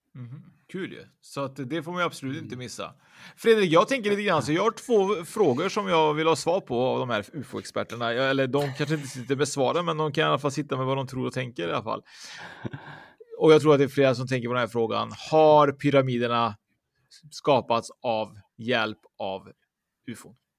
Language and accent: Swedish; Sweden; vi svenskar